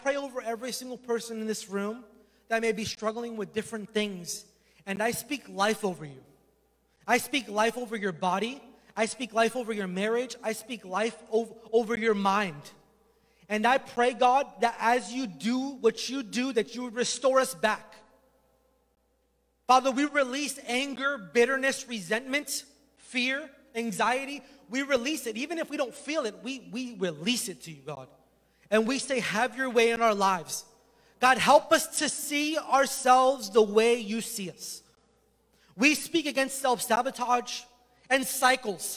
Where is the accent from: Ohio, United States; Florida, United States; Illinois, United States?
Florida, United States; moved away; I'm from Florida